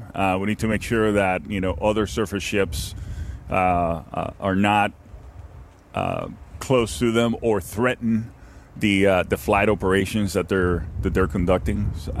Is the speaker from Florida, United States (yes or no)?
yes; Miami, Florida, United States; Unfortunately, I'm from Miami, and let's not talk about that right now.